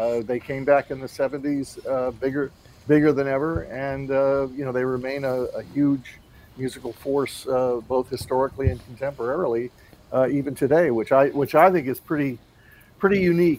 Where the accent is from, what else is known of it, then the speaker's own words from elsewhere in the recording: East Coast, United States; I mean, I grew up on the East Coast.